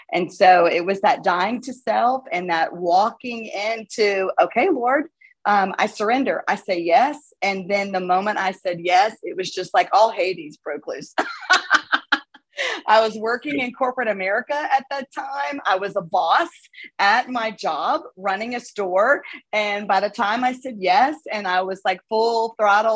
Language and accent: English; South Florida, United States; now in Birmingham, United States; I'm from South Florida and that's kind of way I'm used to that kind of environment from where I grew up